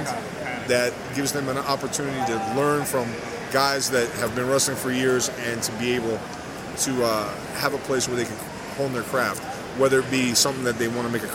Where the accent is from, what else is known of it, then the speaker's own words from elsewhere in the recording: Miami, Florida, United States; I'm from Miami, Florida, where I'm born, raised